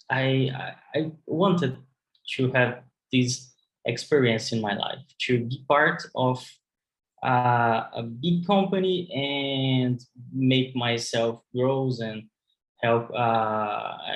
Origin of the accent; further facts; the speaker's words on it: Brazil; I'm from Brazil